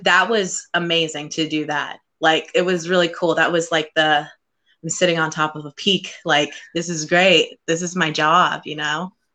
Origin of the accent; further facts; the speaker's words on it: Central California, United States; moved away as an adult; I was born and raised in Central California for 22 years